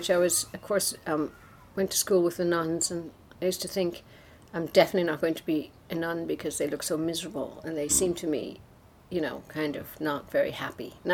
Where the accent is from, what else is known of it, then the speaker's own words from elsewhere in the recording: Ireland; I grew up in Ireland with the troubles, right, the Northern mm-hmm. Ireland uh, situation